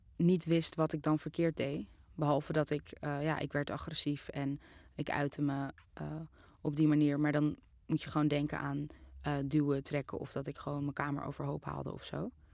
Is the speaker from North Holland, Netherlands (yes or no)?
yes; Amsterdam, North Holland, Netherlands; ik ben in Amsterdam geboren in 1998